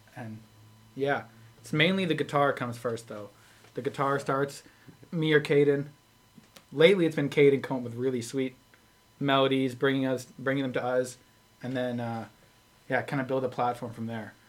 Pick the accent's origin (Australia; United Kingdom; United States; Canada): Canada; Sherwood Park, Alberta